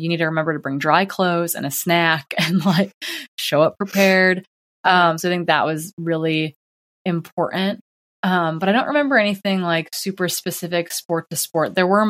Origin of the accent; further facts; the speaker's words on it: Midwest, United States; growing up in the Midwest, our conference to race was like, you know, the closest school is 30 miles away.